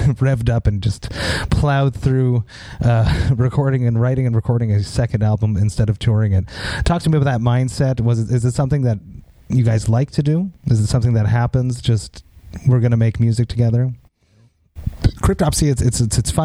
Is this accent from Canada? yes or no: yes; Montreal, Quebec, Canada; I'm from Montreal.